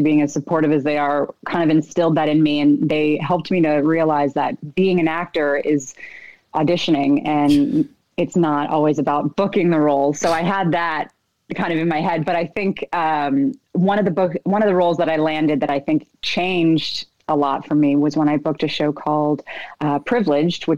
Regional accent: Cambridge, Ontario, Canada; moved away as an adult; also born or lived in Rhode Island; now in Los Angeles, United States; So I grew up in Cambridge, Ontario, in Canada. Born in Rhode Island, but we moved when I was three. So I grew up in Canada

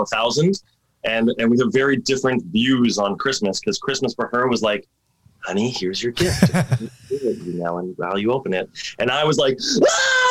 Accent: Vaughan, Ontario, Canada; moved away as an adult; also born or lived in Toronto; now in Vancouver, Canada; I grew up outside of Toronto in a place called Thornhill Vaughan

